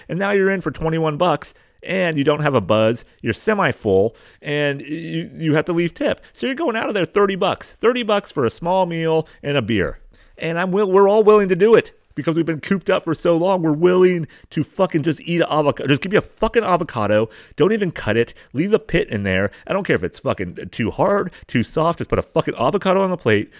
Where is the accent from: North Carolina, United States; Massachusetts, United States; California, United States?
California, United States; San Diego County, Southern; I'm from California